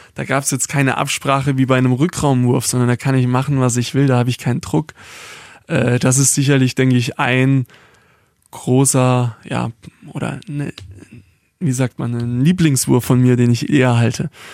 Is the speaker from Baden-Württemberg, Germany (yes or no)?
yes; Baden-Württemberg, Germany; ich bin kein Schwabe, sondern Südbadener oder Badener